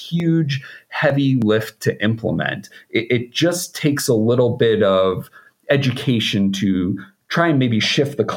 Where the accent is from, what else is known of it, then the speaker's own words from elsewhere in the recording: outside of Boston, Massachusetts, United States; I grew up outside of Boston